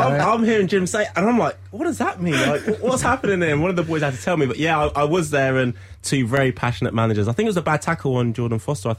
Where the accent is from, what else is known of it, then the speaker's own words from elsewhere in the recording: Scotland, United Kingdom; as a Scottish football fan